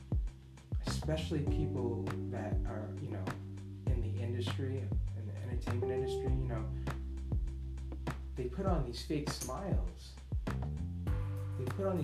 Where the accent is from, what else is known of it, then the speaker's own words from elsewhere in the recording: United States; as an American and living in the United States